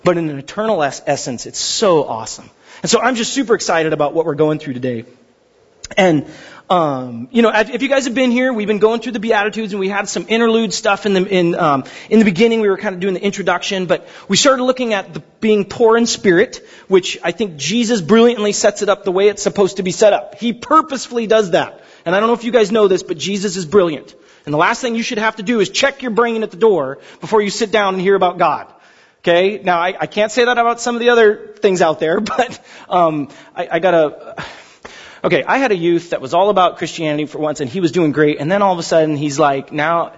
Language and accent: English; Pasadena, California, United States; I grew up in Pasadena, up Hastings Ranch.